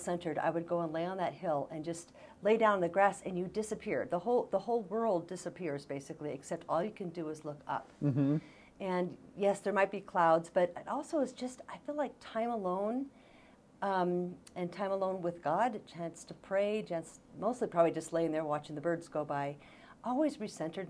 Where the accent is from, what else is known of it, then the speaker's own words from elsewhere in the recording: Bozeman, Montana, United States; I grew up in Bozeman